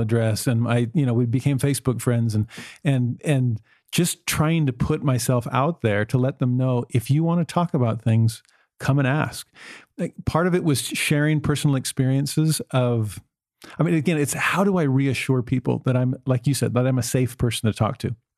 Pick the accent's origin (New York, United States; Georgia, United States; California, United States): California, United States; Los Angeles; moved away; also born or lived in Tennessee; I, I grew up in Los Angeles